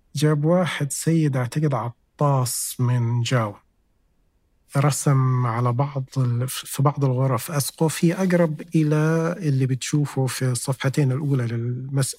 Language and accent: Arabic; Jeddah, Makkah Province, Saudi Arabia; أنا من أهل جدة